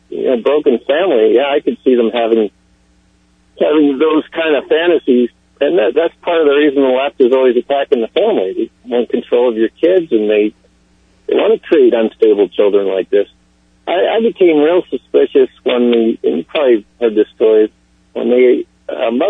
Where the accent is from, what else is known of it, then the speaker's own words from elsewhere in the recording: Pennsylvania, United States; I grew up in Pennsylvania where people were always carrying guns around.